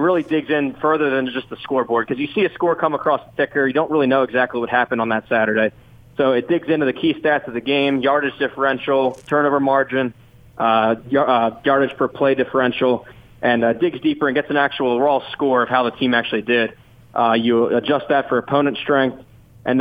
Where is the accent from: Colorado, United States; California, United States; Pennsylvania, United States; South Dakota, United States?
Pennsylvania, United States; Philadelphia area; I am out of the Philly area. Jersey Shore in southeastern PA